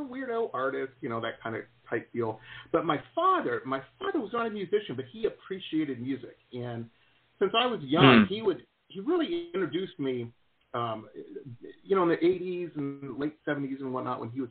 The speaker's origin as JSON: {"language": "English", "town": "Detroit", "region": "Michigan", "country": "United States", "tie": "born or raised there", "also_born_or_lived": "Boston", "moved": "as an adult", "said": "I grew up in Metro Detroit"}